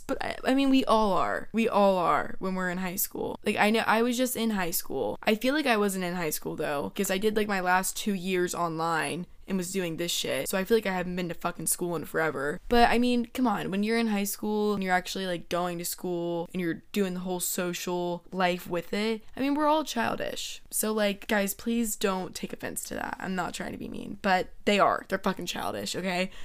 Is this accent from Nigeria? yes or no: no; Georgia, United States; moved away as an adult; now in Florida, United States; my whole life, I was raised in Georgia, and it's my hometown